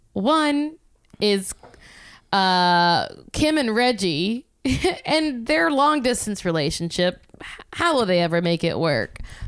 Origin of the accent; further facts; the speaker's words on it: Louisiana, United States; I'm from Louisiana.